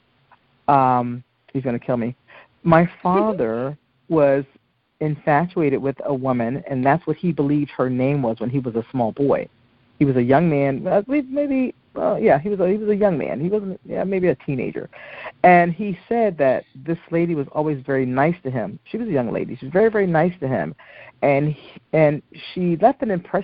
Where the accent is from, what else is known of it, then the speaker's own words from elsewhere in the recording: Newark, New Jersey, United States; I'm an inner city kid. I was from from Newark, New Jersey